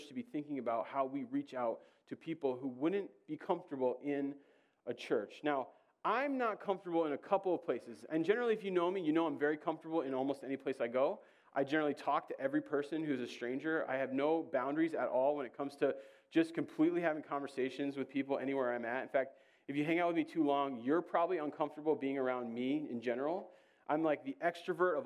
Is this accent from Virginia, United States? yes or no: no; Georgia, United States; I'm from Georgia